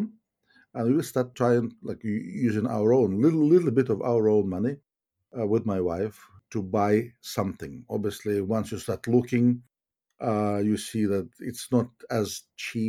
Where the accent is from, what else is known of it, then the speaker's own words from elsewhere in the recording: Kyiv, Ukraine; moved away as an adult; also born or lived in Norwich, United Kingdom; now in United Kingdom; I'm originally from Kyiv, which is Ukraine. I'm Ukrainian